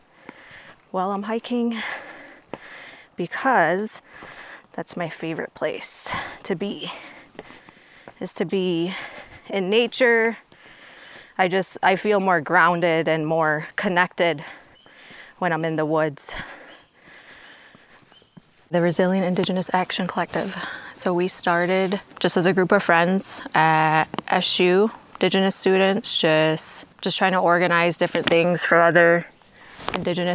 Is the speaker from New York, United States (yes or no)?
yes; Onondaga Nation, New York, United States; I am from the Onondaga Nation, born and raised